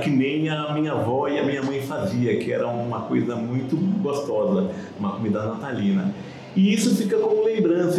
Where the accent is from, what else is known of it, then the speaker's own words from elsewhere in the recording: Rio de Janeiro, Brazil; moved away as an adult; Eu sou carioca, né? Eu mudei para cá há 40 e poucos anos